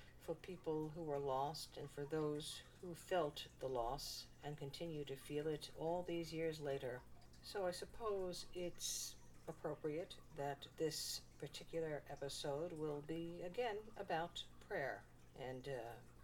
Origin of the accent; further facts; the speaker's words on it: New York, United States; my hometown, New York